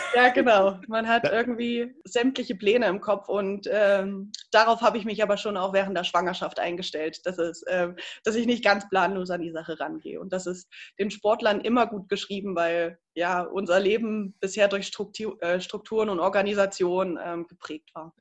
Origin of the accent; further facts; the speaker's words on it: Ilmenau, Thuringia, Germany; in meiner Heimatstadt in Immenau